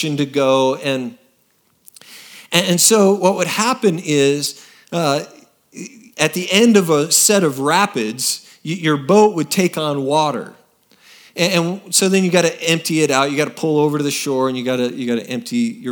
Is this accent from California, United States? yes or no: no; Oregon, United States; moved away as an adult; now in Texas, United States; I grew up in Oregon